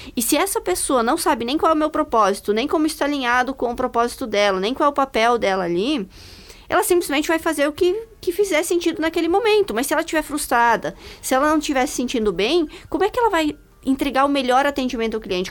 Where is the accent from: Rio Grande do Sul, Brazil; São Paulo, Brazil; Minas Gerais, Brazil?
Rio Grande do Sul, Brazil; interior of; moved away; also born or lived in United States; eu nasci lá no interior do Rio Grande do Sul, né? Já andei um pouco por esse país, morei nos Estados Unidos.